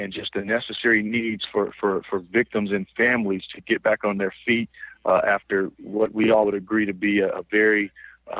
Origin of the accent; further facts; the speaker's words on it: Illinois, United States; moved away; That's where my wife is from, and we're both from Illinois